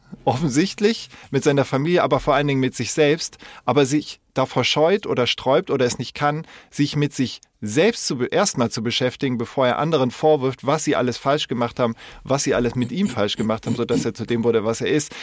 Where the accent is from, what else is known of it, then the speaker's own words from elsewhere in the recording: Koblenz, Rhineland-Palatinate, Germany; in der Nähe von wo ich aufgewachsen bin, Koblenz